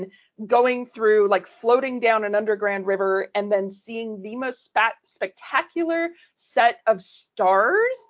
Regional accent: Canada; moved away; I'm originally Canadian.

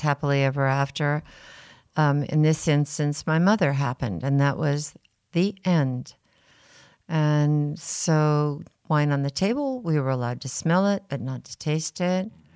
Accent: Rutherford, California, United States; at Inglenook from three days after I was born

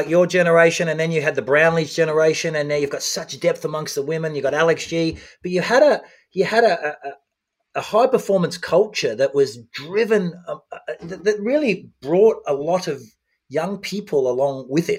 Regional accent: Australia; as an Australian, as a proud triathlete from Australia

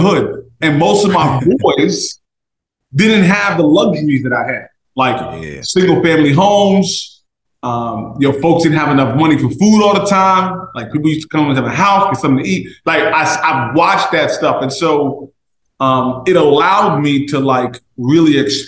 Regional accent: Jersey City, New Jersey, United States; I'm from Jersey City. Raised and bred

